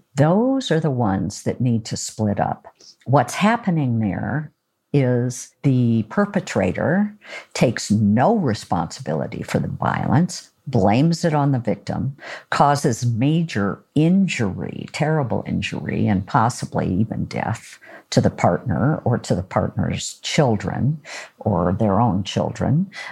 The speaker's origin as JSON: {"language": "English", "region": "Oregon", "country": "United States", "said": "I'm from Oregon"}